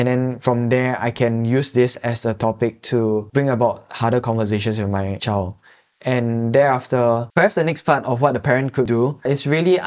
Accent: Singapore; we are Singaporean citizens

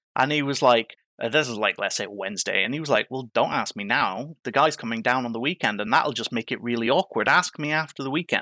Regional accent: Ireland; moved away as an adult; now in United Kingdom; growing up in Ireland, my mum, my mum fostered

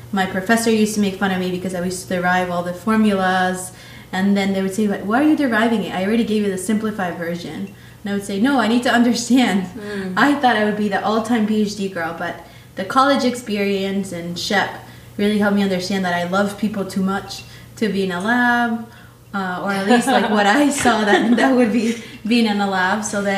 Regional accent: Queens, New York, United States; also born or lived in Manizales, Colombia; And when I turned 12, right before I turned 12, my family moved to New York City, to Queens. So that's where I grew up.

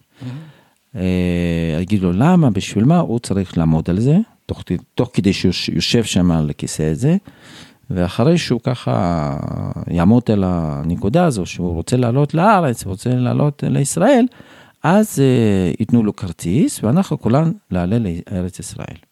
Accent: Tashkent, Uzbekistan; Hebrew is a second language; moved away as an adult; now in Beitar Illit, Israel; אני גדלתי באוזבקיסטן

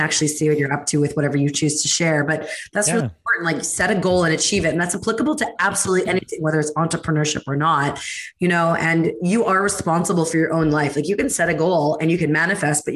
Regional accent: Canada; being Canadian

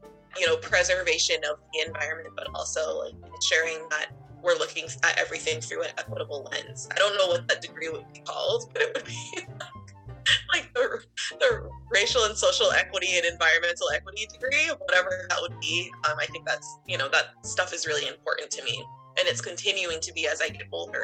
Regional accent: Brunswick, Maine, United States; also born or lived in Portland, Maine; I grew up in Brunswick and I've lived in Maine my whole life.

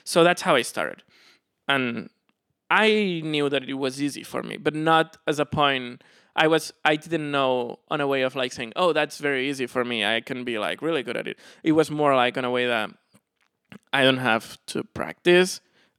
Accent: Barcelona, Catalonia, Spain; moved away; In Barcelona.

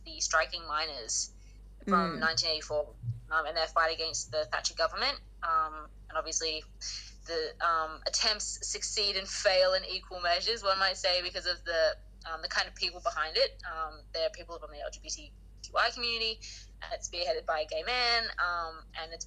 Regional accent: Sydney, New South Wales, Australia; I'm from Sydney

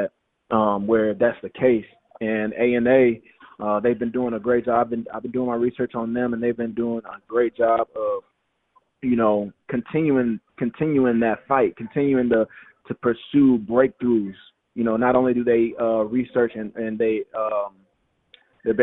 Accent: Louisiana, United States; moved away as an adult; now in Philadelphia, United States; I'm from Louisiana

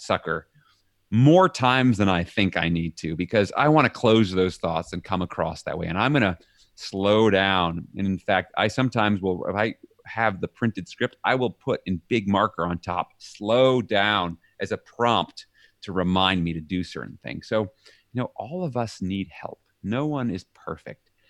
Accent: New York City, New York, United States; moved away as an adult; now in Leiden, Netherlands; I'm from New York City

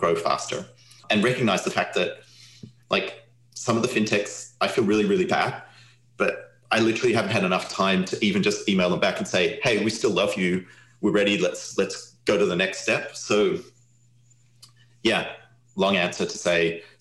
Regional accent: Australia; now in United States; I'm Australian.

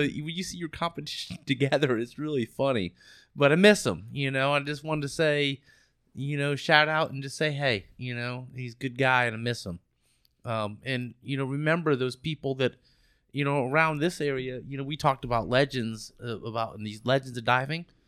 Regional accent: Florida, United States; we're from Florida

